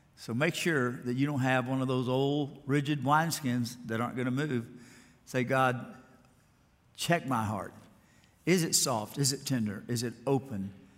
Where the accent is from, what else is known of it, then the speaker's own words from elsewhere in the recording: Alabama, United States; I grew up in Alabama